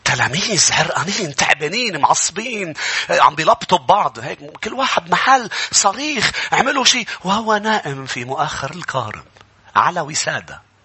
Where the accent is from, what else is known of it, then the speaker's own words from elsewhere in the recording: Lebanon; نحن كشعب بالشرق كلبنانيين